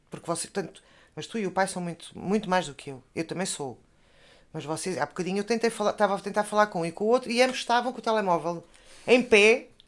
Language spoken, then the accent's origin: Portuguese; Covilhã, Centro, Portugal; now in Lisbon, Portugal; Emigrámos da Covilhã para, para a capital.